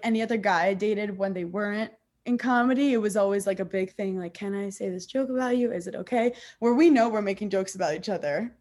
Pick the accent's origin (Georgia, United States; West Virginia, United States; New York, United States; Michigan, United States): New York, United States; I grew up in New York